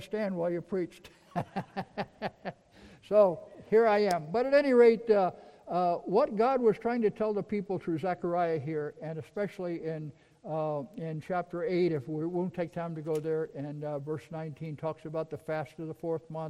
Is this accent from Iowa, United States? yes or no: no; New York, United States; I'm from New York.